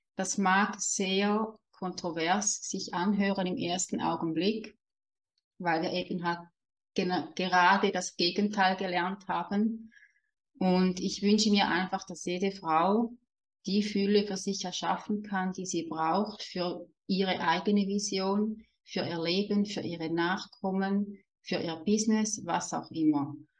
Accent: Switzerland; accent: Swiss German dialect; ich lebe in der Schweiz, wie man vielleicht auch hört an meinem süßen Dialekt

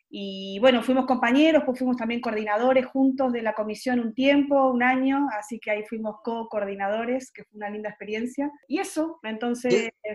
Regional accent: Argentina; moved away as an adult; also born or lived in Buenos Aires; now in Santiago, Chile; cómo somos los argentinos, argentinas

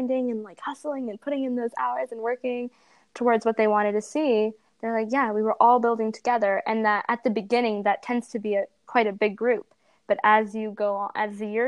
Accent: Ottawa, Ontario, Canada; So we're from Ottawa.

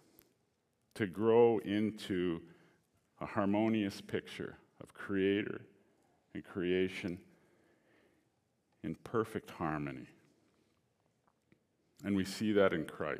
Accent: Alberta, Canada; I grew up in Alberta. I was born here.

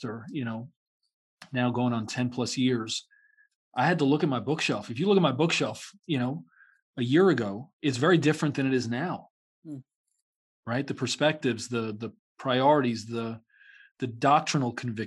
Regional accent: New York City, New York, United States; I grew up in New York City

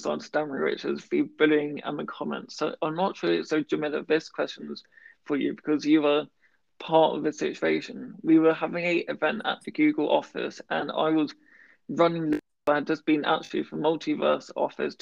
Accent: United Kingdom; being very British

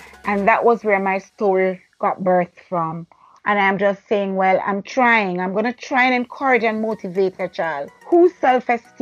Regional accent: Jamaica; moved away; I was from Jamaica

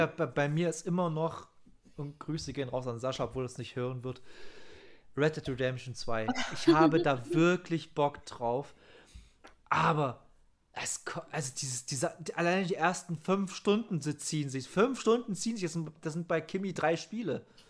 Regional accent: Saxony, Germany; bei uns in Sachsen

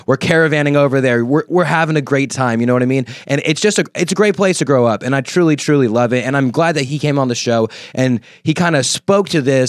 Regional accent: California, United States; growing up in the Valley, there was always something to do.

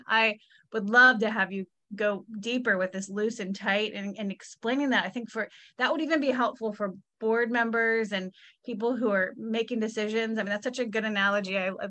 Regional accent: Northeast, United States; now in Texas, United States; I'm from a state, I was born in the Northeast, but a very poor state I'm familiar with in the Northeast.

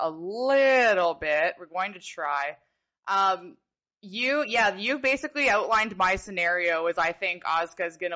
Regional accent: Canada; I'm Canadian

